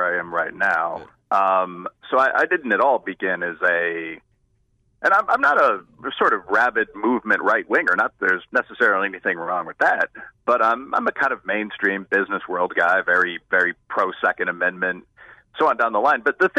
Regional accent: Chicago, Illinois, United States; moved away as an adult; now in Kentucky, United States; I had kind of a blue-collar childhood. I was born in Chicago. I was born on the south side of the city, actually

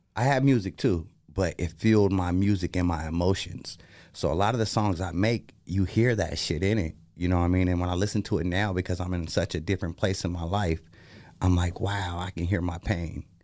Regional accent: Portland, United States; I'm from Portland

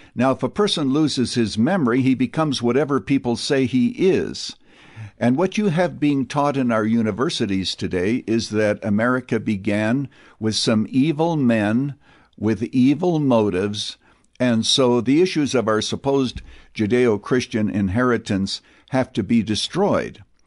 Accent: Canada; now in United States; I was born and raised in Canada. So I am an American citizen today. I am naturalized

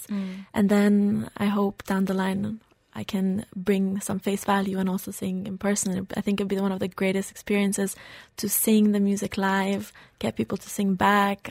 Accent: Dubai, United Arab Emirates; also born or lived in Slovenia; I'm half Slovenian, half German. But I'm not born, but raised in here in Dubai.

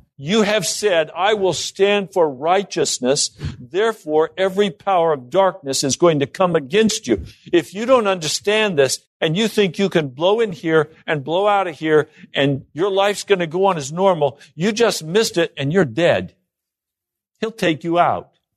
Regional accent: Laramie, Wyoming, United States; when I was a kid, I grew up in Laramie, Wyoming

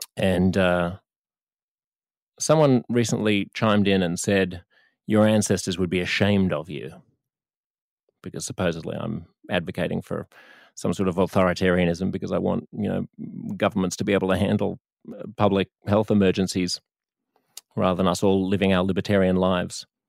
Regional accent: Australia; I am Australian instead of American or Canadian.

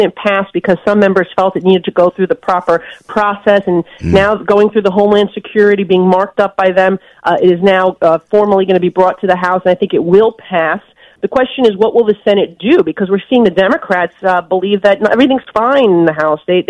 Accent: New York, United States; as a New Yorker

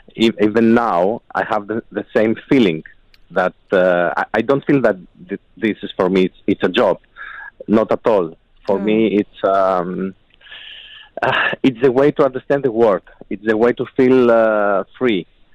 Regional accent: Samos, North Aegean, Greece; English is a second language; I'm born in Samos Island 42 years ago. It's a small island close to the Turkey. So I had the opportunity to grow in a farmer's family.

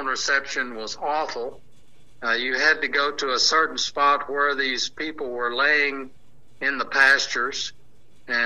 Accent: United States; I grew up here in America with an American dream

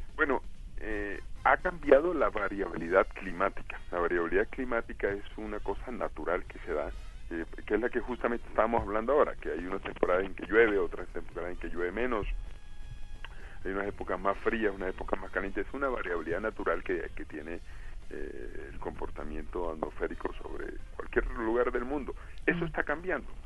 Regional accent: Cartagena, Bolívar, Colombia; also born or lived in Barranquilla / Villanueva, La Guajira; now in France; soy nacido en Barranquilla, criado en Cartagena, pero oriundo de Villanueva, Guajira

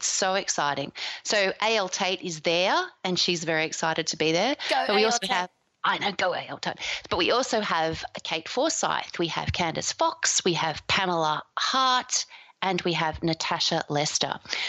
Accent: Australia; I'm an Aussie.

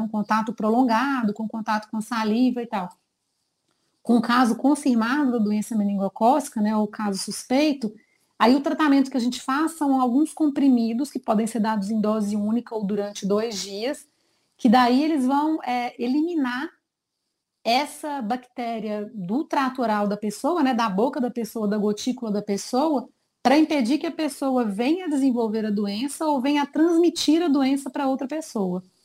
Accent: Minas Gerais, Brazil; Sou de Minas, terrinha muito querida.

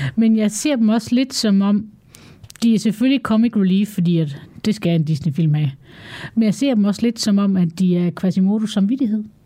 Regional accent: Denmark; nu er vi jo danskere

